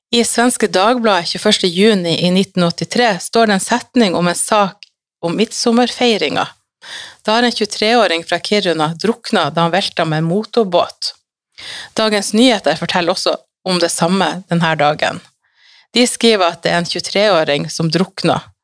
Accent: Salangen, Troms, Norway; also born or lived in Bodø; Jeg bodde og jobba da hjemme i Salangen, og familien min abonnerte på Fremover

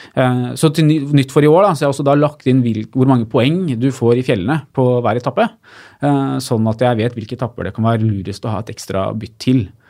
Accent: Lillehammer, Innlandet, Norway; Jeg er fra Lillehammer

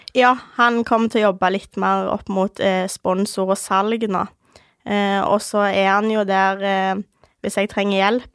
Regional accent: Ålgård, Rogaland, Norway; født og oppvokst på Ålgård. Det er et lite sted ca. 20 minutter fra Stavanger

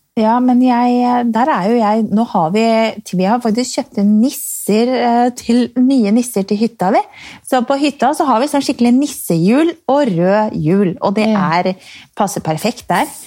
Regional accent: Strømmen, Akershus, Norway; Jeg er fra Strømmen

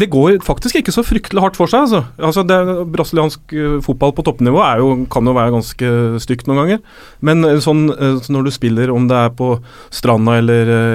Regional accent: Rælingen, Akershus, Norway; moved away; Vi er jo begge fra Rælingen

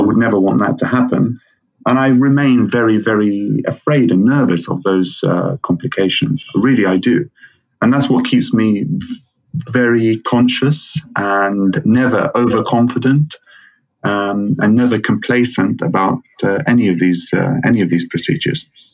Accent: Lebanon; now in United Kingdom; I am uh, of Lebanese origin, born and raised in Lebanon, and then uh, grew up, studied, trained here in the UK

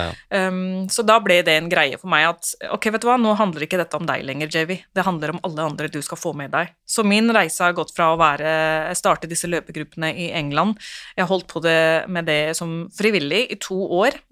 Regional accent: Oslo, Norway; Jeg vokste jo opp på Romsås

